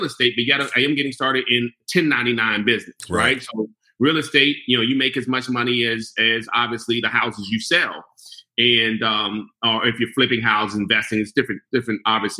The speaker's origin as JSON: {"language": "English", "area": "Prince George's County", "region": "Maryland", "country": "United States", "tie": "born or raised there", "said": "I grew up in Prince George's County"}